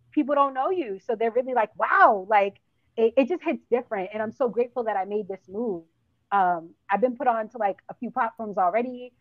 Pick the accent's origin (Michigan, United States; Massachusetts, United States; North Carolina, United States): Massachusetts, United States; Boston; moved away as an adult; now in South Florida, United States; I'm from Boston, born and raised.